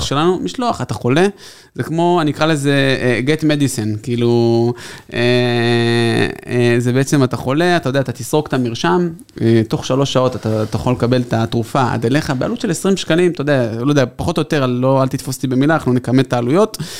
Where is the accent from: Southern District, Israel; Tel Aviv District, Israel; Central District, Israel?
Tel Aviv District, Israel; Tel Aviv; אנחנו תל אביבים